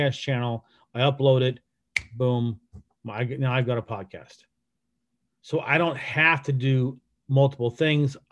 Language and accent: English; United States; I'm American